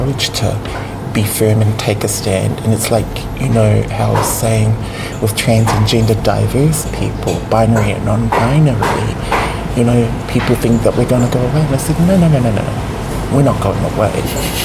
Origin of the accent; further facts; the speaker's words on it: Sydney, New South Wales, Australia; growing up in Sydney